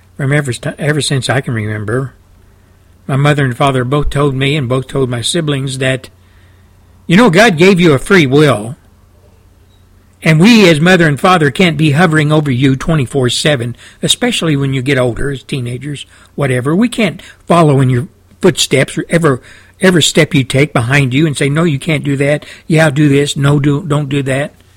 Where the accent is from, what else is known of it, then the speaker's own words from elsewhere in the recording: Texas, United States; I came from Texas. I came from the Midwest, Southwest, South